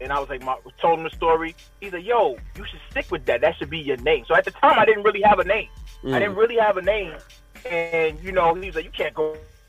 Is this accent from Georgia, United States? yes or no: no; New York City, New York, United States; also born or lived in down south; now in Connecticut, United States; I'm from East New York, Brooklyn.